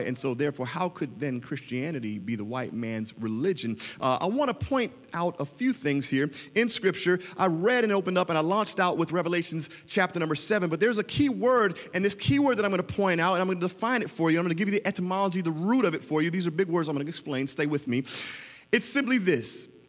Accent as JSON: {"language": "English", "town": "Miami", "region": "Florida", "country": "United States", "said": "you can tell I'm from Miami"}